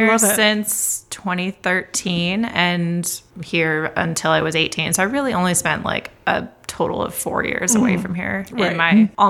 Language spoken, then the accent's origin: English; Sacramento, California, United States; My hometown is Sacramento.